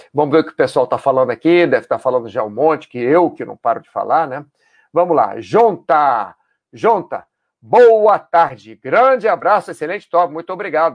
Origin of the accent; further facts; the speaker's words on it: Brazil; also born or lived in United States / Catalonia, Spain; now in Spain; eu já passei nos dois países que eu morei por ser brasileiro